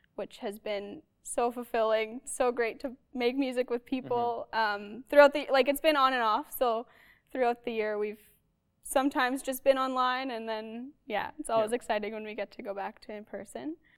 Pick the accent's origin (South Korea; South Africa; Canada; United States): Canada; Arborg, Manitoba; now in Winnipeg, Canada; I'm from Arborg, Manitoba. Grew up there until age 18 when I moved to Winnipeg